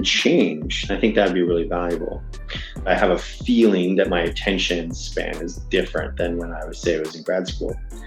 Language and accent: English; Canada; I am Canadian